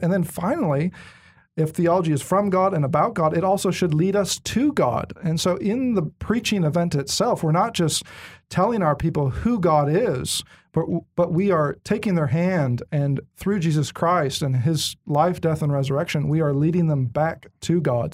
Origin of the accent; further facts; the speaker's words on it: Bay Area, Northern California, United States; moved away; I grew up in California, Northern California, Bay Area